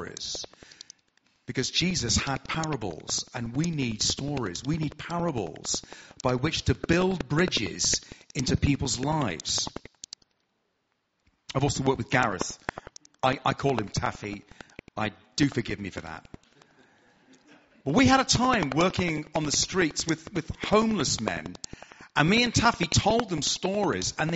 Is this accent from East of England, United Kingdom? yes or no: yes; Hertfordshire, East of England, United Kingdom; accent: southern; I'm from Hertfordshire, so I'm southern